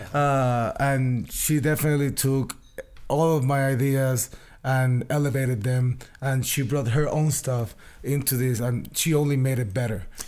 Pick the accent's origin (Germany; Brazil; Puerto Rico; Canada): Puerto Rico; San Juan; I'm from Puerto Rico